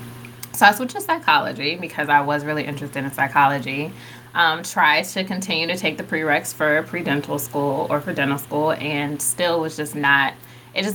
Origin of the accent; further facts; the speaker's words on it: Richmond, Virginia, United States; moved away as an adult; also born or lived in North Carolina; I'm originally from Richmond, Virginia. I relocated to North Carolina for undergrad